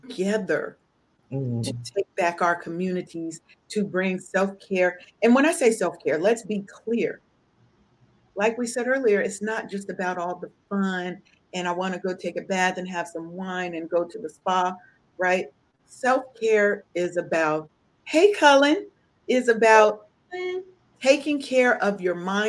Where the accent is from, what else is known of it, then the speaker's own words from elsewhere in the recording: Seattle, Washington, United States; I'm from Seattle. I didn't learn a lot of stuff about Black history until I went to college